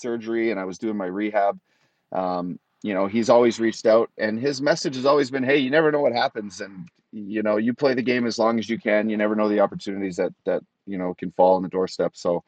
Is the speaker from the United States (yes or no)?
no; Canada; play for my home country again